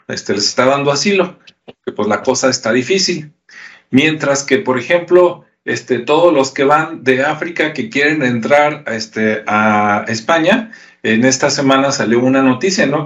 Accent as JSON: {"language": "Spanish", "country": "Mexico", "said": "los que somos mexicanos"}